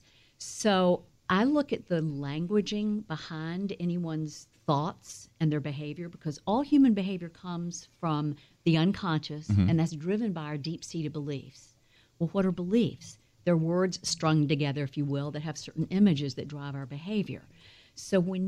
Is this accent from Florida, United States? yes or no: no; Atlanta, Georgia, United States; moved away as an adult; now in Los Angeles, United States; I'm originally from Atlanta, if you could probably tell. And I moved out to Hollywood